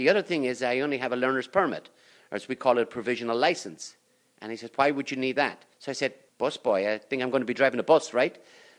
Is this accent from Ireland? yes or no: yes; Ireland; moved away as an adult; now in Cranford, United States; I was going back to Ireland. I was in my last year of college.